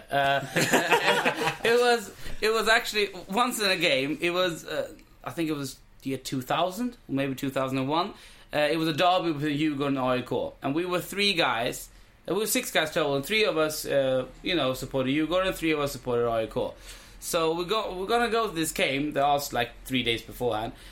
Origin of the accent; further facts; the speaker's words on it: India; as an Indian. I was like, uh, in India, we say a good sale is a happy sale.